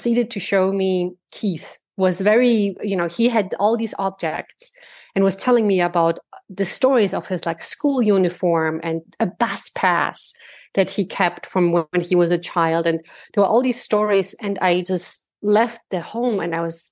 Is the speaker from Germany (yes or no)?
yes; Germany; moved away as an adult; now in United States; my parents moved to Germany, and then later, and I grew up in Germany, and then 13 years later, I moved to the States